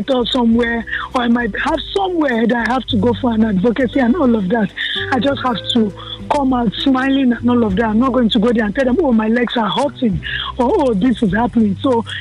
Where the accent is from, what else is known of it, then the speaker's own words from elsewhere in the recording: Kano, Kano State, Nigeria; I was born in the north. I was born in Kano